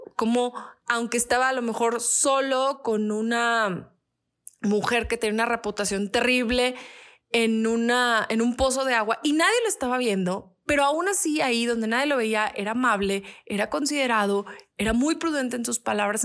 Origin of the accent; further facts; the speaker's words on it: Mexico; el mexicano también es muy así a veces. Aunque tenemos esa buena fama de ser amigables